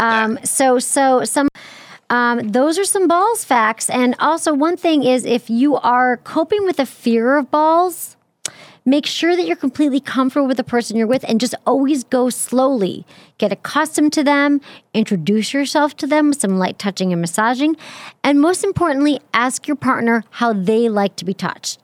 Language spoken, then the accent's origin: English; Michigan, United States